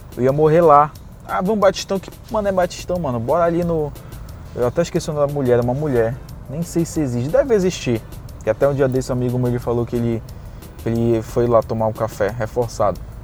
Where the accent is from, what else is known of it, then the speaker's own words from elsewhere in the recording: Belém, Pará, Brazil; moved away; eu vim do Pará, eu sou de Belém do Pará.